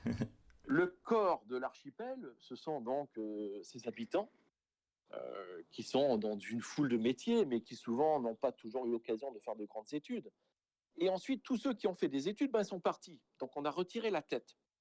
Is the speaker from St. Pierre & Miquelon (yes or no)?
yes; St. Pierre & Miquelon; now in Toronto, Canada; je suis originaire de Saint-Pierre-Miquelon. Ceci étant, euh, oui, moi, je fais partie de cette minorité acadienne à Saint-Pierre-Miquelon, mais bien évidemment, moi, j'ai grandi entouré de gens